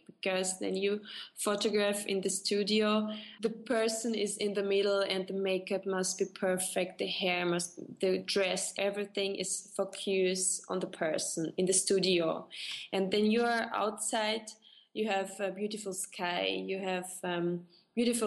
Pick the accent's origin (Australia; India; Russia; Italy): Russia; English is a second language; moved away as an adult; now in Switzerland; Originally, I am from Russia, but I live since 10 years in Switzerland.